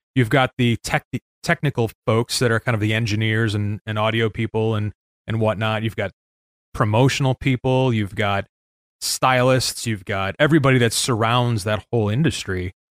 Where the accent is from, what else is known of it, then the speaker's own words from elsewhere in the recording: Chicago, Illinois, United States; moved away as an adult; now in Saint Joseph, Michigan, United States; I grew up in Chicago